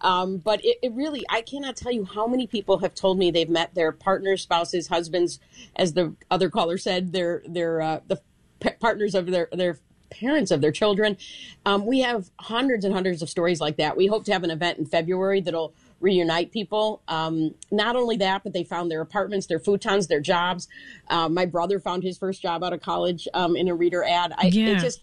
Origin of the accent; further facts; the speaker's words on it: Chicago, Illinois, United States; I am a Chicagoan, born and raised